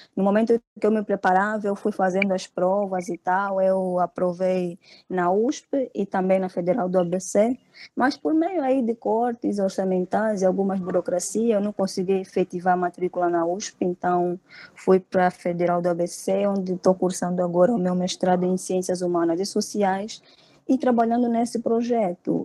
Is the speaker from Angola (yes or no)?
yes; Angola; moved away as an adult; now in Brazil; eu vim de Angola por uma bolsa de estudo. Antes estudava na Universidade Agostinho Neto, que é uma universidade pública lá em Angola